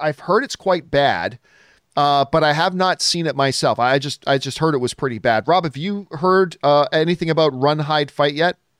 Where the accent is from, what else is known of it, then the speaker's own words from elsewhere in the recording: Canada; I'm from Canada